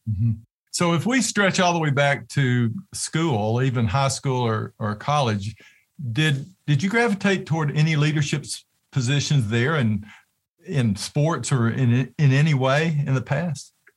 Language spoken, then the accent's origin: English; Tennessee, United States; I'm from Tennessee